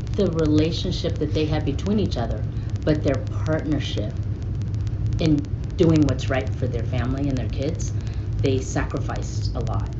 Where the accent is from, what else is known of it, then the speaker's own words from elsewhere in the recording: Florida, United States; we're Filipino, living in Florida in the South